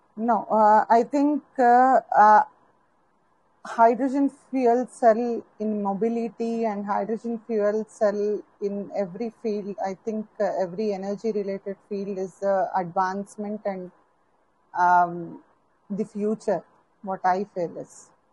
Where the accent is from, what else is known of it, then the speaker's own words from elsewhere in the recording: India; from India